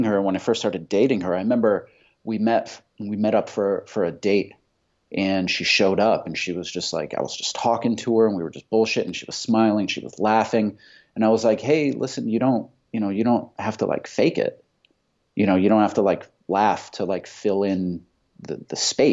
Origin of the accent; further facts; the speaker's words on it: Fairfield, Connecticut, United States; Connecticut, in this fucking place called Fairfield, Connecticut